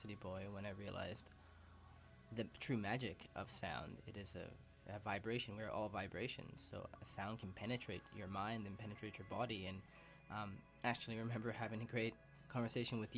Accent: Calgary, Alberta, Canada; also born or lived in Toronto / Peru; now in Vancouver, Canada; I was born in Toronto, raised in Calgary

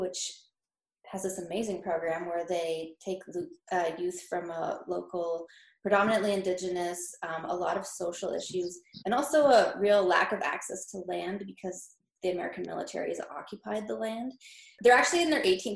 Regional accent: Northwest Territories, Canada; we're from the Northwest Territories

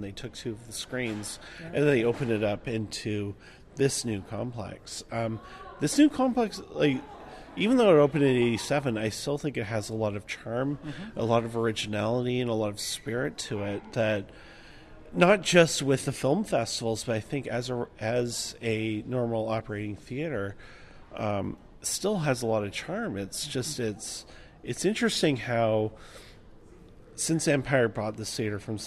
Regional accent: Victoria, British Columbia, Canada; I'm from Victoria, actually. So I frequent a lot of theaters in Victoria

